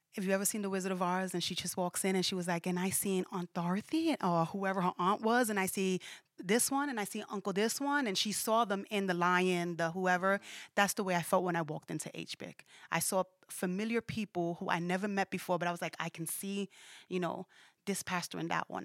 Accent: New York City, New York, United States; when I was raised in Brooklyn, where I was raised at in Brooklyn

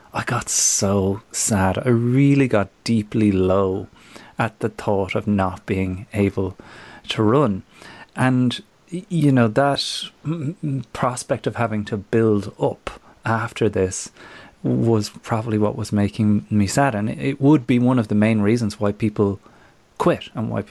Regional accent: Ireland; moved away

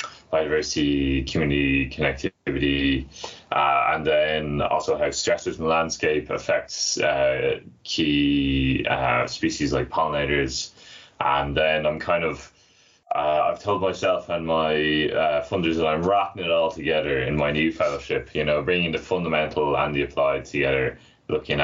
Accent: Dublin, Leinster, Ireland; also born or lived in Newcastle, United Kingdom; I'm from Dublin originally, and I'm back working there now.

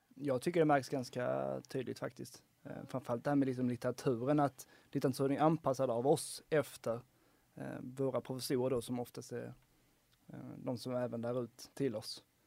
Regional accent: Helsingborg, Skåne, Sweden; now in Lund, Sweden; jag är från Helsingborg ursprungligen

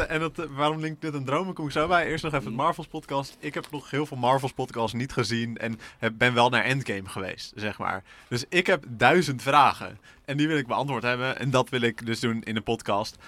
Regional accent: Assen, Drenthe, Netherlands; moved away as an adult; now in Utrecht, Netherlands; de roeiclub uit Assen, waar ik vandaan kom

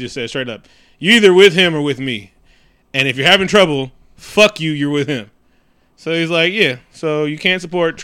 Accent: West Coast, United States; I'm from the West Coast

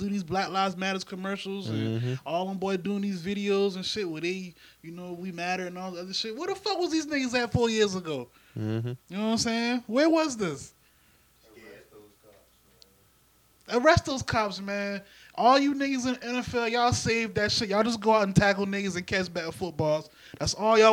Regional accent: the South, United States; I'm from the South

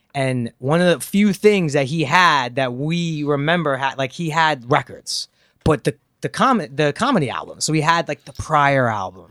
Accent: New York, United States; moved away; also born or lived in Los Angeles; growing up in New York

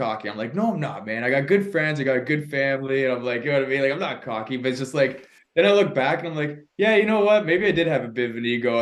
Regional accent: Canada; I'm from Canada.

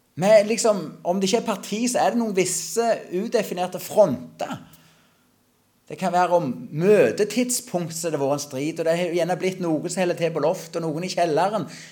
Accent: Klepp, Rogaland, Norway; Jeg kommer ifra Klepp. For de som godt kjente det, så jeg vokste opp på en gard på Salte. Det er fortsatt i Klepp kommune

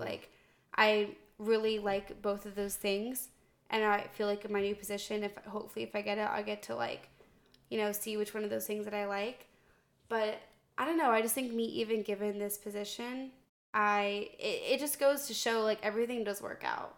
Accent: Northern Virginia, United States; moved away as an adult; I'm from Northern Virginia

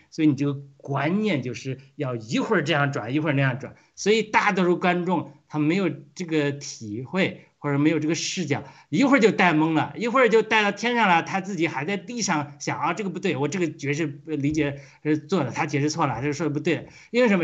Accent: Hebei, China; 我们是河北的，米，产面很多的

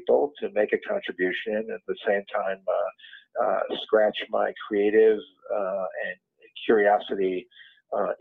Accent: Shaker Heights, Ohio, United States; moved away; I grew up in Cleveland or Shaker Heights, Ohio

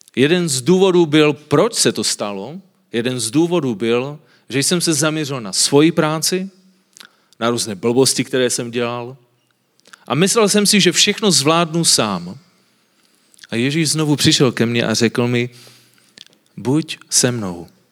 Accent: Silesia, Czechia; já jsem ze Slezska. A na Slezsku lidi jsou takoví trošku víc konzervativní a vidíte, že nemluvím moc dobře česky a my máme takové krátké zubaky a mluvíme tak trošku divně

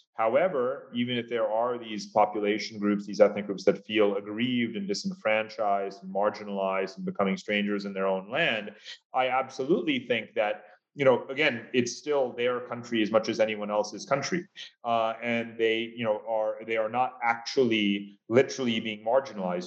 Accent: United States; as an American

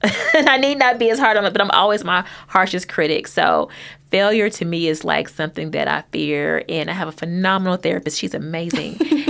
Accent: Hopkinsville, Kentucky, United States; And I'm a small town girl. I'm from a very small town. I'm from Hopkinsville, and so it still has a really small town feel.

